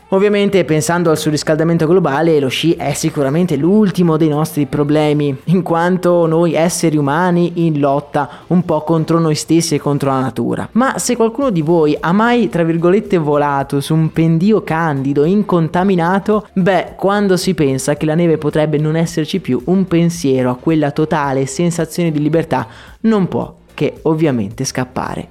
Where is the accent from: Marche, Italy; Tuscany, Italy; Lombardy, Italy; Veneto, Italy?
Veneto, Italy; Agordo; born or raised there